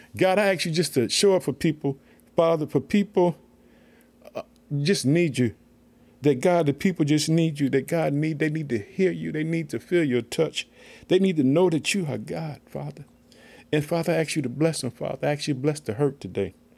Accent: Illinois, United States; the state of Illinois, my home state.

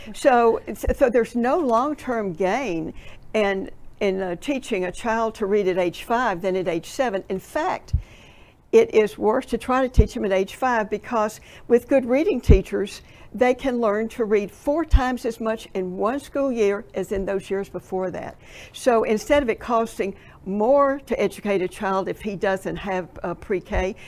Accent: Tennessee, United States; I'm from Tennessee

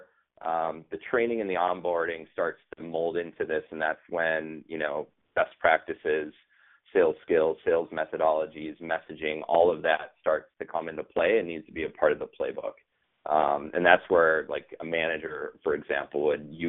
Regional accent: Minneapolis, Minnesota, United States; now in Boston, United States; I am from Minneapolis, Minnesota

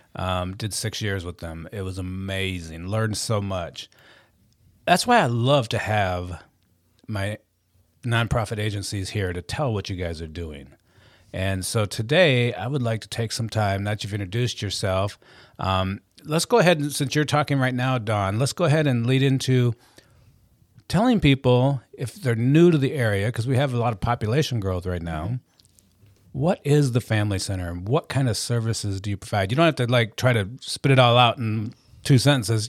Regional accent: Carson City, Michigan, United States; moved away; I was born and raised in, uh, the big city of Carson City, Michigan

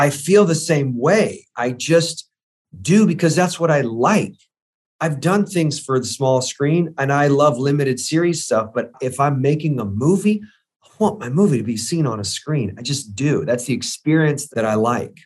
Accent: St. Petersburg, Florida, United States; I grew up in Saint Petersburg, Florida

